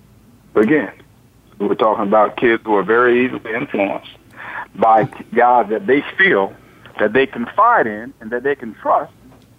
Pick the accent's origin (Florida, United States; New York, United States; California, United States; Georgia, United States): Florida, United States; Gainesville; the University of Florida, right here in my hometown.